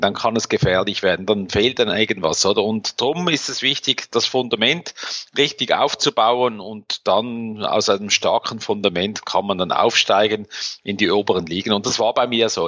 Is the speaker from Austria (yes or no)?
no; Switzerland